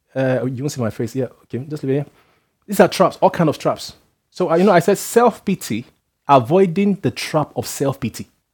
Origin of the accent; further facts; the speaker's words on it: Nigeria; moved away; I come from Nigeria where some people measure their worth by their age.